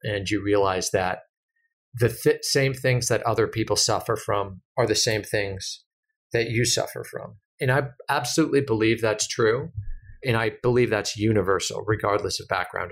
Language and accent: English; United States; as an American